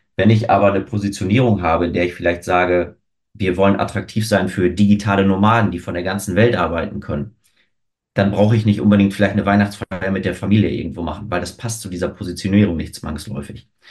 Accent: Osnabrück, Lower Saxony, Germany; moved away as an adult; now in Hamburg, Germany; in Osnabrück geboren, lebe mittlerweile seit fünfeinhalb Jahren in Hamburg

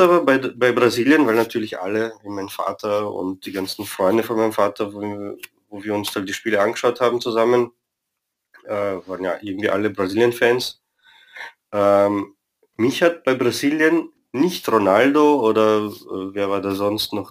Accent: Vienna, Austria; also born or lived in Romania; bin ursprünglich in Rumänien geboren, bin aber in Wien aufgewachsen

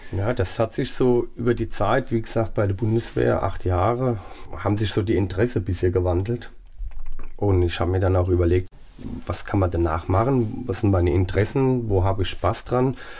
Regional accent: Pirmasens, Rhineland-Palatinate, Germany; also born or lived in Saarland; In Pirmasens im Umkreis, hauptsächlich aber in Pirmasens

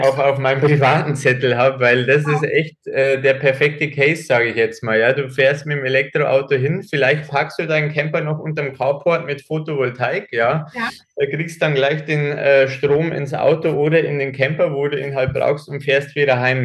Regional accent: Germany; hier bei uns in Deutschland

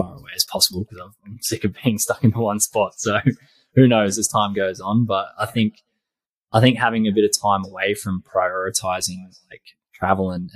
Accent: Kiama, New South Wales, Australia; also born or lived in Gold Coast, Queensland; I'm living actually back in my hometown

